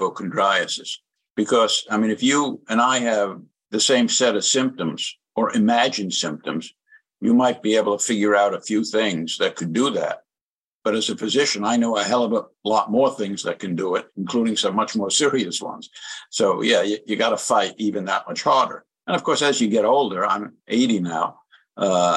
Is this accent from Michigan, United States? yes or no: no; New York City, New York, United States; moved away as an adult; now in North Carolina, United States; First, I was from the South Bronx